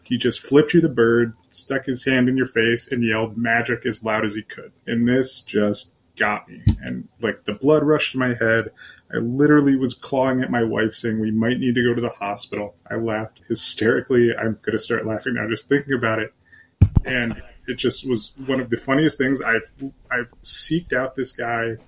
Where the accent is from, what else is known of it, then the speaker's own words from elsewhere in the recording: Canton, Ohio, United States; my hometown of Canton, Ohio